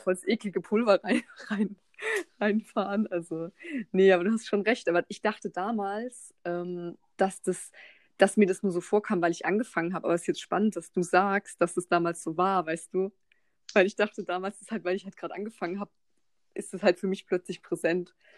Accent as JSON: {"language": "German", "town": "Mannheim", "region": "Baden-Württemberg", "country": "Germany", "said": "ich bin ja aus Mannheim"}